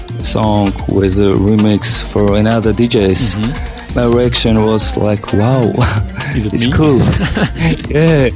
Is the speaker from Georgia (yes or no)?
yes; Tbilisi, Georgia; I was born in Georgia, in Tbilisi. Mm-hmm. And I'm a Georgia man